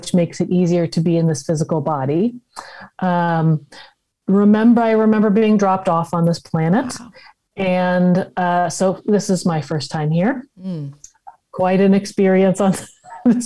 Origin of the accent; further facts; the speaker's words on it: Los Angeles, California, United States; I'm grew up in Los Angeles